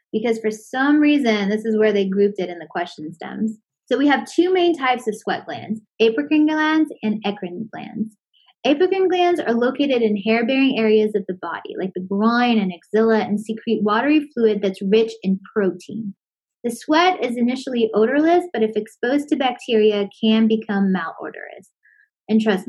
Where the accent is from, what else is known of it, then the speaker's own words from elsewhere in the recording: Florida, United States; I'm from Florida.